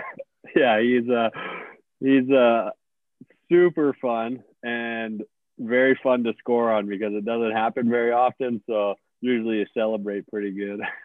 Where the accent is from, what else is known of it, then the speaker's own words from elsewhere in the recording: St. Albert, Alberta, Canada; I'm from St. Albert